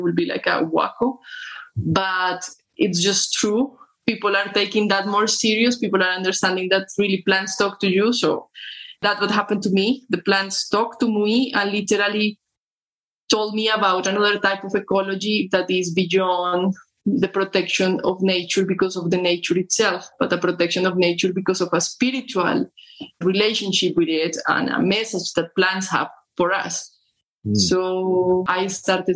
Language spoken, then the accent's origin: English; Colombia; I'm from Colombia.